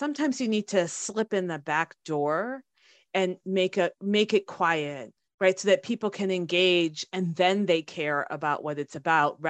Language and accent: English; United States; Kosha and I, growing up in the States, at the time that we did